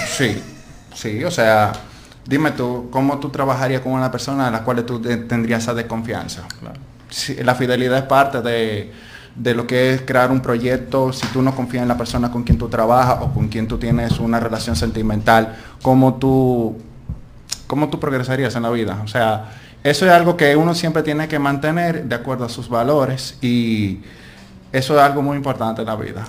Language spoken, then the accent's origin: Spanish; Dominican Republic; moved away as an adult; also born or lived in Spain